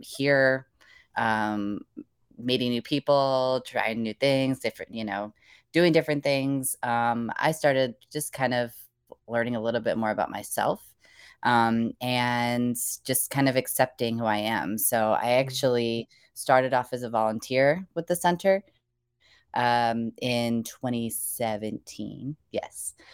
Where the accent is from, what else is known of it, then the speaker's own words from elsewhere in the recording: Indiana, United States; now in North Carolina, United States; I'm originally from the Midwest, uh, Indiana in particular